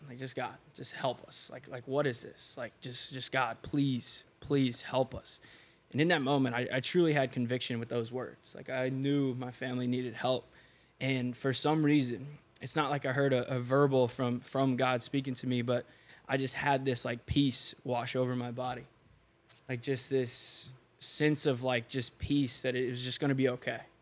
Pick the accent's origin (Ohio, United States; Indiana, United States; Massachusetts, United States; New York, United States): Indiana, United States; Seymour; I grew up in small town in Indiana, Seymour